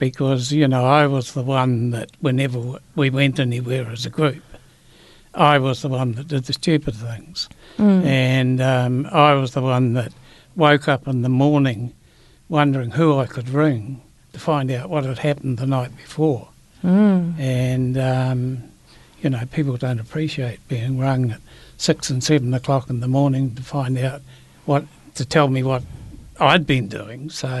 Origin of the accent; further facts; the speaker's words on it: Christchurch, Canterbury, New Zealand; Yes, I am. Yes, I'm from Christchurch.